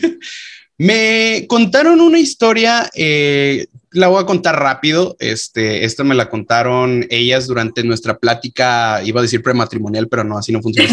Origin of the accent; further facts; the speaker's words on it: Mexico; nosotros como mexicanos